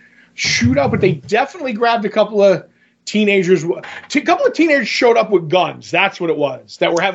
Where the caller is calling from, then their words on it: Scranton, Pennsylvania, United States; We're calling from Scranton.